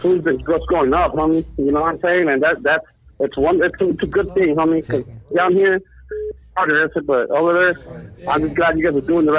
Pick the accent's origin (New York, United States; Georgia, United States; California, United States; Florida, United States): California, United States; Escondido; moved away as an adult; now in Nayarit, Mexico; from Escondido, San Diego County, but I'm a Southside Deport. I'm down here in Nayarit, Mexico right now.